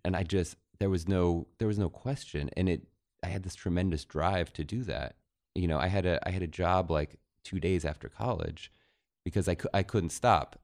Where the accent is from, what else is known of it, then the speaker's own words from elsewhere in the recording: Central City, Colorado, United States; now in Los Angeles, United States; we had a double wide trailer in Central City, Colorado